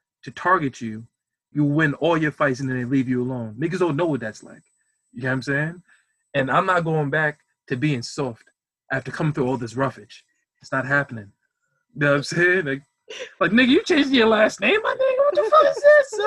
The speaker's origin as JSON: {"language": "English", "country": "United States", "said": "I'm like American, lost my heritage with slavery"}